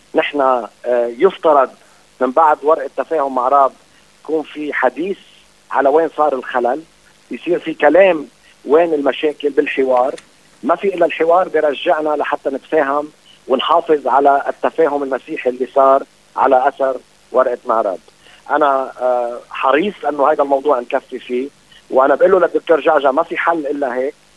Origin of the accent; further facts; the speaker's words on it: Lebanon; انا كدوله لبنانيه